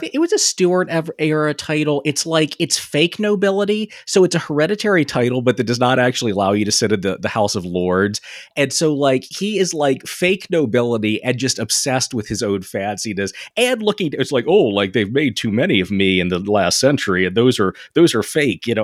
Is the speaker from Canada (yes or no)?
no; England, United Kingdom; being an English guy